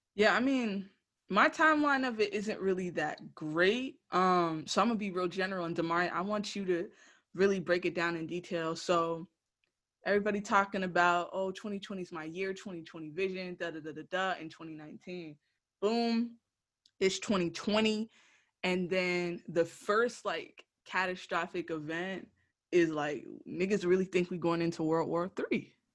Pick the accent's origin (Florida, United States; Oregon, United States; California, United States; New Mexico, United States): Florida, United States; Broward County; coming back to you from the base of my hometown, Broward County, Florida.